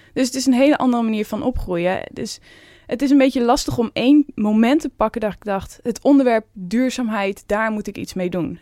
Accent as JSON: {"language": "Dutch", "area": "Veluwe", "region": "Gelderland", "country": "Netherlands", "tie": "born or raised there", "said": "ik kom ook van de Veluwe. Ik was altijd in de bossen te vinden, boomhutten te maken"}